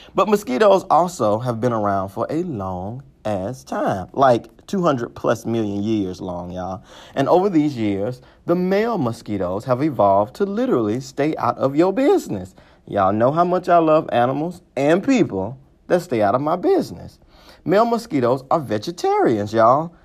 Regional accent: Mississippi, United States; I'm from Mississippi

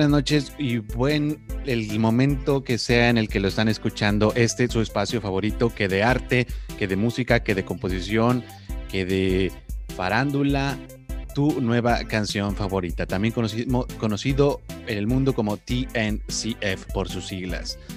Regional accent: Monterrey, Nuevo León, Mexico; pero a la vez estoy representando a mi, mi tierra, a mi Monterrey querido.

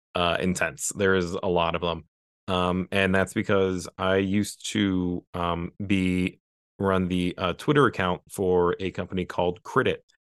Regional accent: West Virginia, United States; I'm some guy from West Virginia

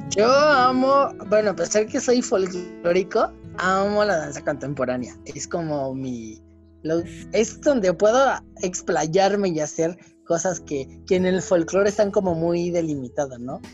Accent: Mexico; nosotros como mexicanos

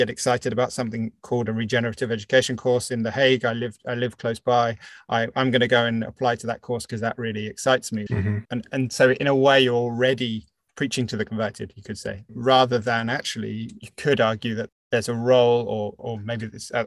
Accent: United Kingdom; now in France; I'm British, but live in France

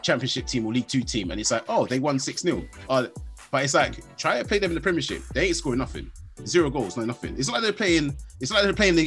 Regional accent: Nigeria; I'm Nigerian

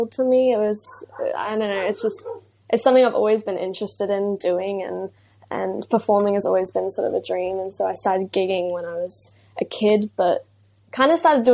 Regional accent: Brisbane, Queensland, Australia; I'm 17 years old and I'm from Brisbane, Australia.

